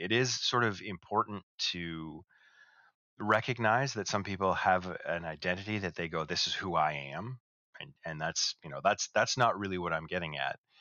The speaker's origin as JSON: {"language": "English", "country": "Canada", "said": "we're both Canadian"}